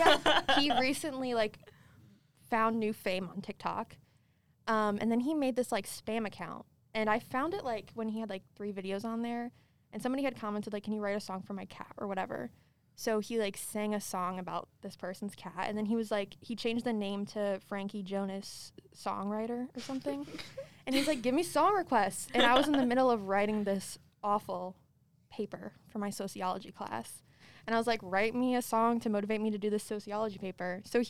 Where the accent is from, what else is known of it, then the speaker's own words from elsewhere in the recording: Connecticut, United States; I'm from Connecticut